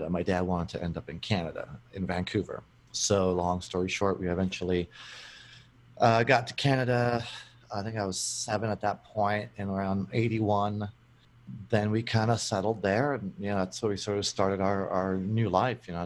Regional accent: Brno, South Moravian Region, Czechia; so I was born in uh, a town called Brno in the Czech Republic, which is uh, Czechoslovakia back in the day. Lived there with my parents and my brother

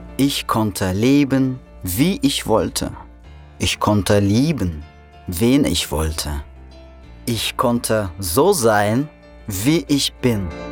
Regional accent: Russia; German is a second language; moved away as an adult; now in Berlin, Germany; Januar 1993, Russland. Ich lebe in einer Provinzstadt

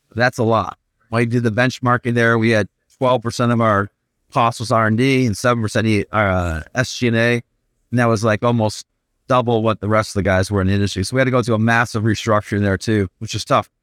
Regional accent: Flint, Michigan, United States; also born or lived in Purdue University, Indiana / Bloomfield Hills, Michigan; I grew up in Flint, Michigan, so I was thirteen and moved down to Bloomfield Hills, Michigan.

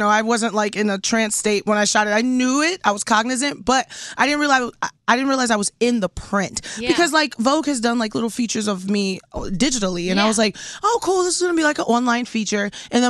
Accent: Houston, Texas, United States; We're from the same city. Are you from Houston? H-Town, baby.

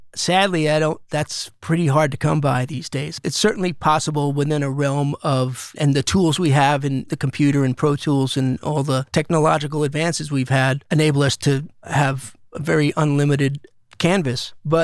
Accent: East Coast, United States; I wasn't a huge … fan growing up on the East Coast because … was more of a West Coast thing

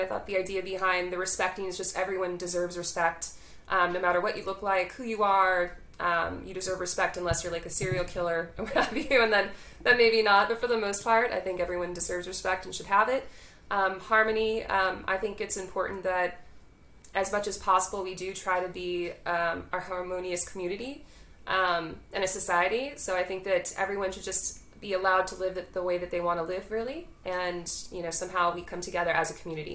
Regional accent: San Francisco, California, United States; moved away as an adult; now in Singapore; I'm actually from San Francisco. I've been here 3 years in Singapore.

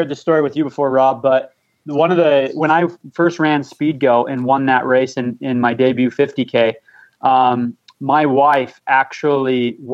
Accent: St. George, Utah, United States; now in Cedar City, United States; I'm from St. George, Utah

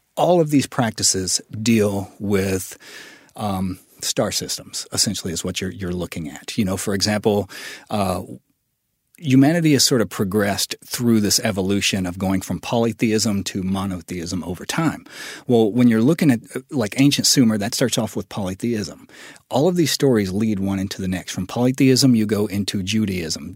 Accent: West Memphis, Arkansas, United States; born or raised there

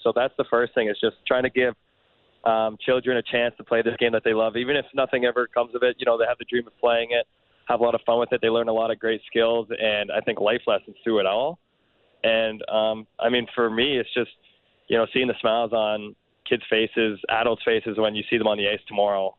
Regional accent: Canada; we're Canadian

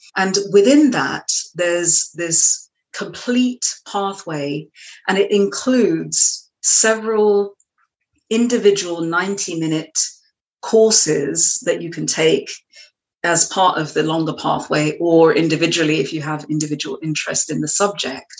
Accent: London, United Kingdom; accent: British; moved away as an adult; now in Marblehead, United States; I was actually um, raised in London, in the suburbs of West London, and uh, I moved to the United States in 2003.

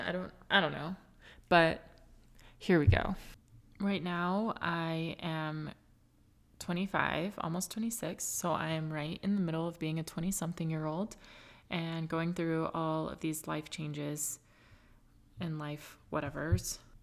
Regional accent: California, United States; moved away as an adult; now in Utah, United States; I was raised in California, and then, you know, going to high school there and then moving to Utah

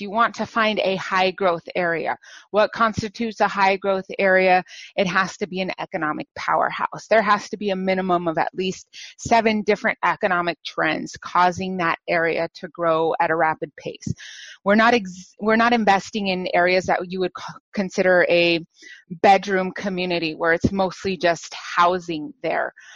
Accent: New Mexico, United States; now in San Francisco Bay Area, United States; I was born and raised in New Mexico.

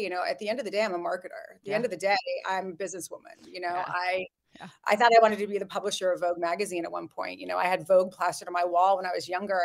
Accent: Montecito, California, United States; I grew up in Montecito. Oh, I grew up in Santa Barbara, California.

